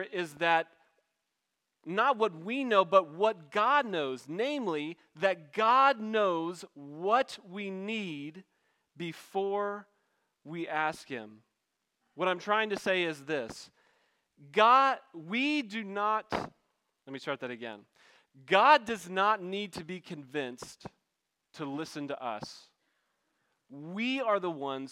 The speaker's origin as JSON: {"language": "English", "region": "backwoods Maryland", "country": "United States", "said": "I'm from Backwoods, Maryland"}